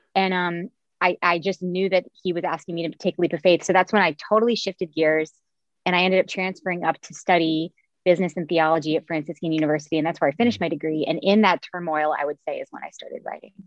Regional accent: Cincinnati, Ohio, United States; moved away; Yes, I'm from here. I'm from Cincinnati, where I'm I'm back living now

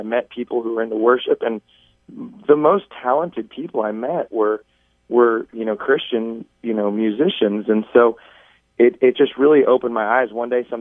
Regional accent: Overland Park, Kansas, United States; I was born and raised in Overland Park, Kansas, which is just south of Kansas City, Kansas.

